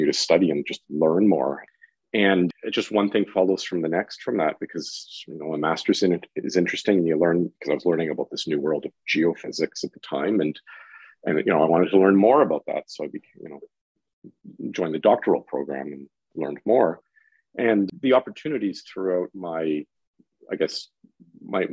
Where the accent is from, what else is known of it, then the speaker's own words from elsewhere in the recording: Guelph, Ontario, Canada; moved away as an adult; now in Toronto, Canada; I'm originally from Guelph, and I did my undergraduate at the University of Guelph in theoretical physics.